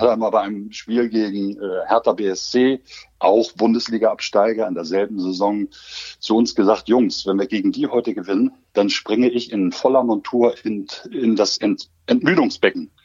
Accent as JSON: {"language": "German", "region": "Hamburg", "country": "Germany", "tie": "born or raised there", "also_born_or_lived": "Osnabrück", "moved": "as an adult", "said": "meine Heimatstadt"}